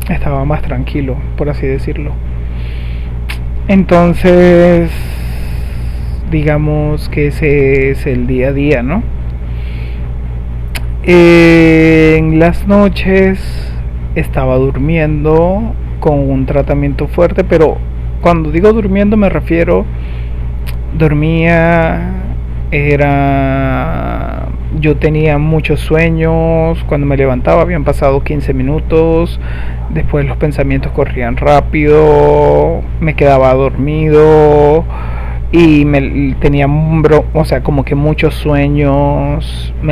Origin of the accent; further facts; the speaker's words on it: Venezuela; Yo soy de Venezuela y aquí ya de por sí es un lujo enfermarse